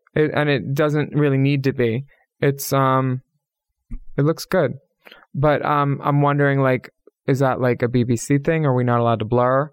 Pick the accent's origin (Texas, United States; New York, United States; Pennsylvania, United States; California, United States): Pennsylvania, United States; two Pennsylvania girls